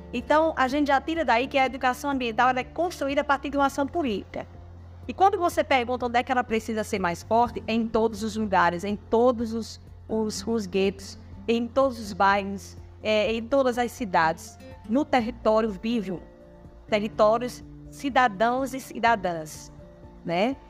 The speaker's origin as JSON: {"language": "Portuguese", "town": "Caicó", "region": "Rio Grande do Norte", "country": "Brazil", "said": "sou de Caicó, Rio Grande do Norte, então sou catingueira do Seridó"}